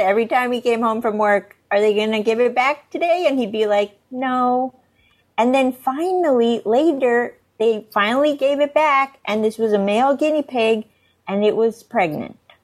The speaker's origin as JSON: {"language": "English", "region": "Northern Virginia", "country": "United States", "tie": "born or raised there", "said": "I grew up in Northern Virginia"}